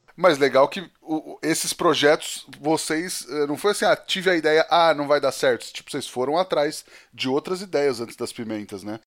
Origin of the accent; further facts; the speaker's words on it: interior of São Paulo, Brazil; moved away; Eu, eu cresci em Pernápolis, mais pro interior de São Paulo ainda